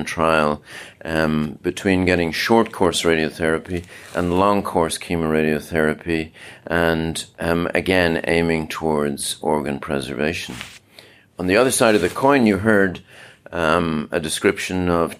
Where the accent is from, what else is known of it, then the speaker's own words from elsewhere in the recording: Dublin, Leinster, Ireland; moved away as an adult; also born or lived in England / London / Hull / Rochester, New York; now in Orlando, United States; This is my hometown, actually. I was born and bred in Dublin